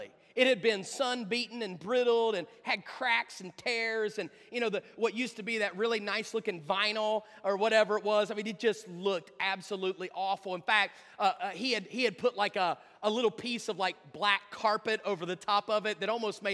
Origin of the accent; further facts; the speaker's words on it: West Virginia, United States; I'm from West Virginia